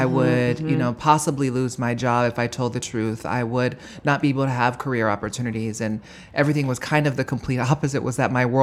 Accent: Honolulu, Hawaii, United States; moved away as an adult; now in New York, United States; my experience of growing up in Honolulu, Hawaii

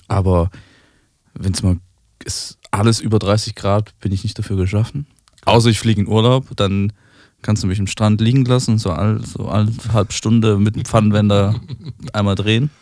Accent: Switzerland; da, wo ich herkomme, in der Schweiz

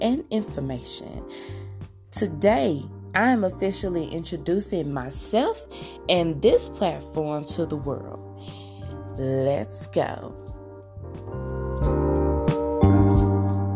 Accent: Arkansas, United States; now in Oklahoma, United States; I'm originally from Arkansas, but I currently live in Oklahoma, both very beautiful states. I'm very proud of my southern / mid-south roots.

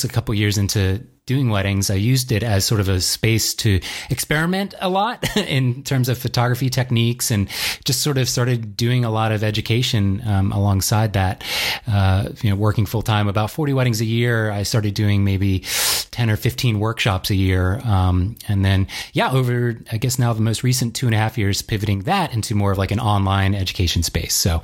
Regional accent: Virginia, United States; also born or lived in DC, Maryland region; I grew up in Virginia originally

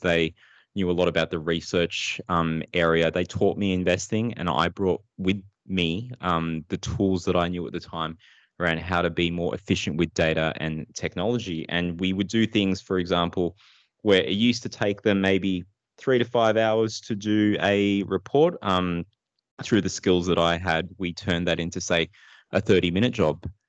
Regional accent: Sydney, New South Wales, Australia; also born or lived in Philippines; I grew up in Sydney. Uh, I, with my family, moved there, uh, at the age of two. So we moved from the Philippines, migrated over here

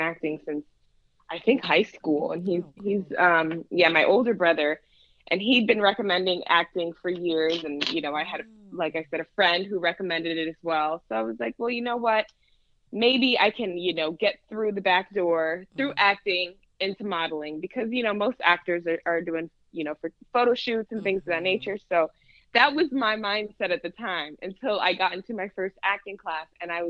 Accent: Orlando, Florida, United States; moved away as an adult; also born or lived in Kissimmee, Florida / Tampa, Florida; now in Los Angeles, United States; Yes, I'm originally from Florida. I was born in Orlando and I lived in Orlando, Kissimmee, Tampa, up until I moved

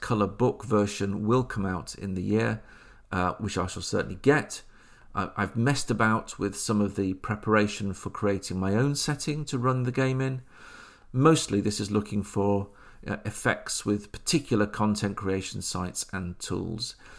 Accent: Oadby, East Midlands, United Kingdom; moved away; I grew up in Oadby Leicester

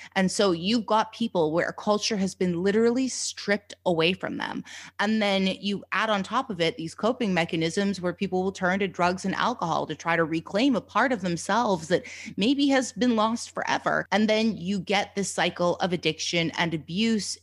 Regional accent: Canada; being a Canadian, you know, coming from Canada

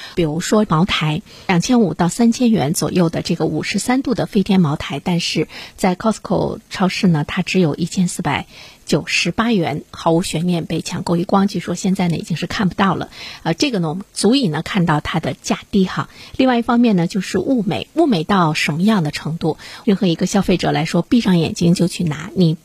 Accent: China; 我们中国人富裕起来之后

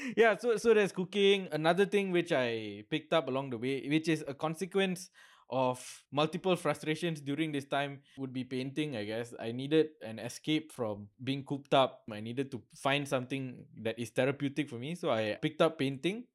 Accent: Seremban, Negeri Sembilan, Malaysia; now in Kuala Lumpur, Malaysia; my hometown is in Seremban.

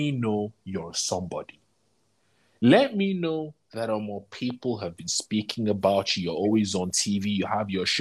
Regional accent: London, United Kingdom; moved away; we grew up in London.

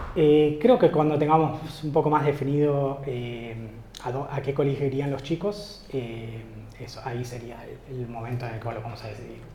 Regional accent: Argentina; moved away as an adult; now in Australia; soy argentino, llegué acá a Australia en 2015

